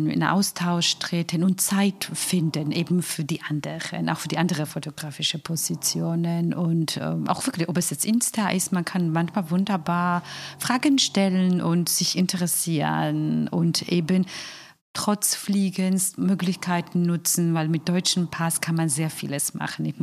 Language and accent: German; Georgia; German is a second language; now in Germany; als Georgier sind gerne dramatisch, ein Herr hat, um seinen Protest auszudrücken, sich Augen zugenäht. Also ich meine, so extreme, wir sind dramatisch.